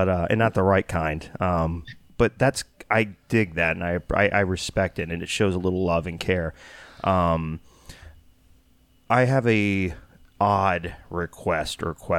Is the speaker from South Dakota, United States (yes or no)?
no; Texas, United States; I'm from Texas